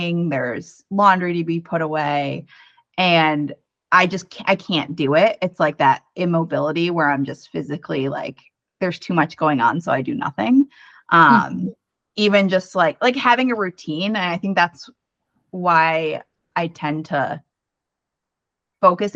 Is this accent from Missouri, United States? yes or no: no; Connecticut, United States; moved away as an adult; also born or lived in New York City; now in Minneapolis, United States; I'm originally from the East Coast. I'm from Connecticut